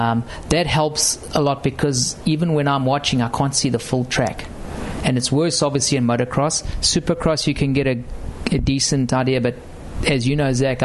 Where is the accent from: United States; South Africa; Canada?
South Africa; You know, being a South African, when I first rocked up in 2000, I think it was almost Greg's last year.